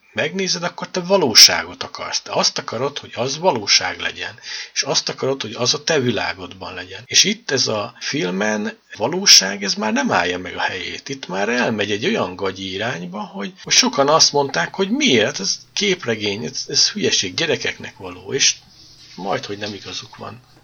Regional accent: Hungary; magyarok vagyunk

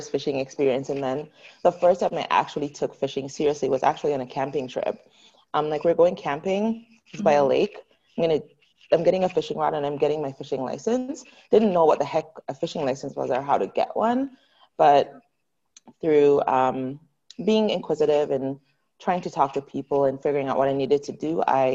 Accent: Jamaica; now in Canada; I grew up in Jamaica

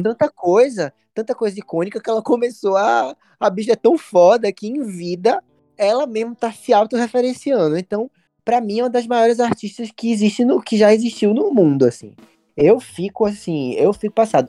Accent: Recife, Pernambuco, Brazil; quando era adolescente em, em Recife.

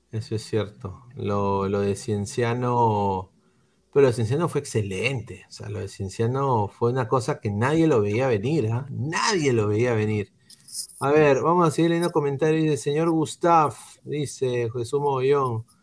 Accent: Arequipa, Peru; Yo también soy hincha, yo también soy de la U, pero como arequipeño soy hincha de la Aurora FC y no de Melgar.

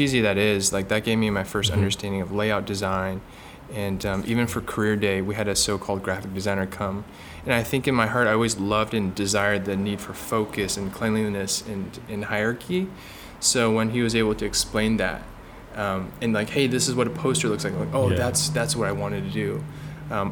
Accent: Bay Area, California, United States; born and raised in the Bay Area, so about 45 minutes south of San Francisco

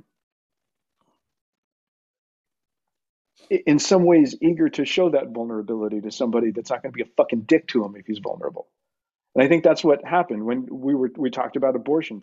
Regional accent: El Paso, Texas, United States; I'm from El Paso.

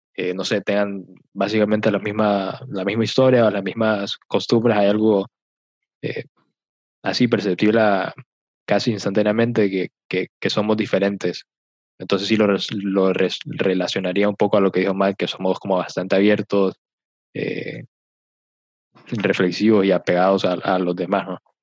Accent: Honduras; also born or lived in Mexico; uno tal vez como hondureño

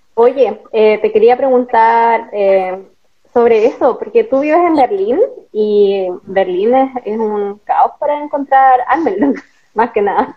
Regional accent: El Salvador, Atacama, Chile; moved away as an adult; also born or lived in Santiago; now in Germany; Igual soy del norte. Pero yo soy este, de, El Salvador, tercera región, Atacama.

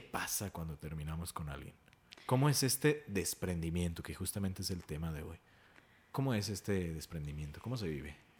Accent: Mexico; como sociedad mexicana

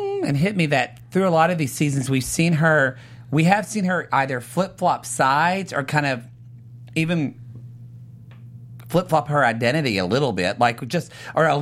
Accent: California, United States; I'm from California

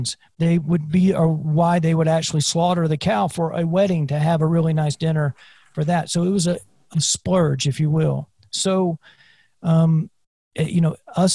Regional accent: South Carolina, United States; I grew up in South Carolina

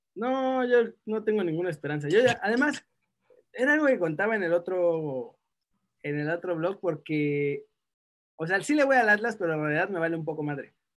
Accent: Mexico; moved away; ser mexicano me llena más de orgullo desde que me fui de México

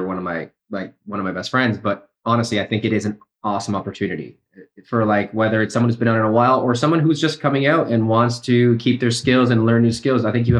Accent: Canada; I was born in Canada, but my parents are South American. So my mom is from Ecuador and my dad is from Uruguay.

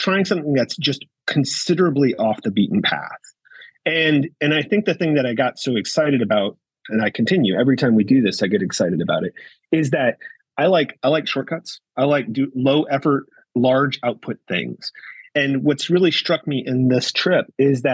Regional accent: United States; We're from USA

